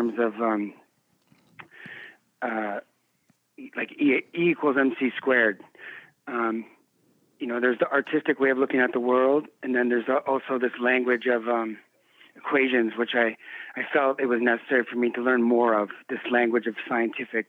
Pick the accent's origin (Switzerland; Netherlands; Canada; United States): Canada; I was born and raised in Canada